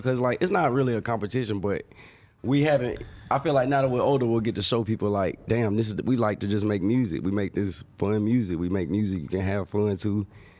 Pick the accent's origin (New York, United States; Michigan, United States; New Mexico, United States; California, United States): California, United States; born there; But also, we was, you know, we was born in California.